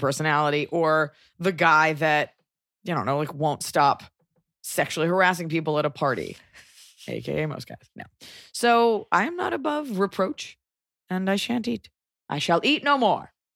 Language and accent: English; United States; as an American